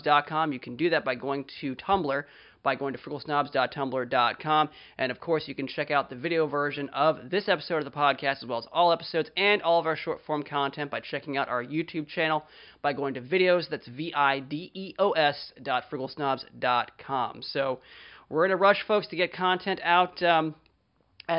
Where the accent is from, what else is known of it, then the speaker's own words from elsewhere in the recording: Frederick, Maryland, United States; my hometown of Frederick, Maryland, USA